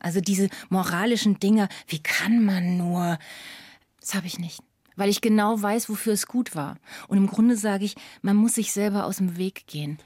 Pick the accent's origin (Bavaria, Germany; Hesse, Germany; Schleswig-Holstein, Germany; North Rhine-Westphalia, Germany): Bavaria, Germany; Lower Franconia; ich komme aus Unterfranken, aus einem kleinen, beschaulichen, schönen Dorf